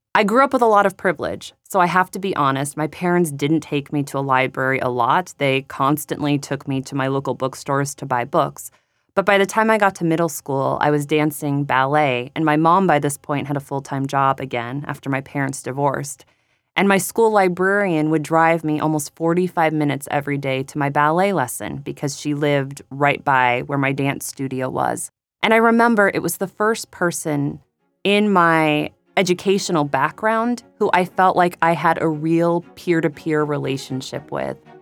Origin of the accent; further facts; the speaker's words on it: United States; now in Paris, France; as an American living abroad